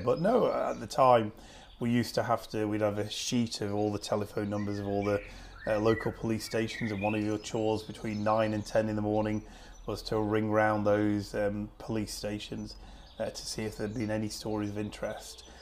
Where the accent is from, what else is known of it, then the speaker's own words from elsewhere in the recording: Preston, North West England, United Kingdom; when I was growing up in Preston